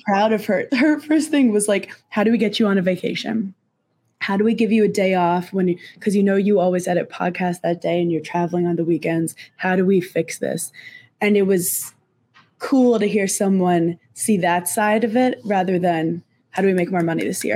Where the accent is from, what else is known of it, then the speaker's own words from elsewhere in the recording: Brooklyn, New York, United States; I'm from Brooklyn